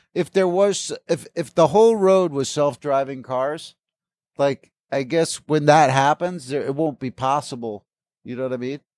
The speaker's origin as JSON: {"language": "English", "region": "East Coast", "country": "United States", "tie": "born or raised there", "moved": "yes", "lives_now": "Los Angeles, United States", "said": "I grew up in the East Coast, so all this is west to me"}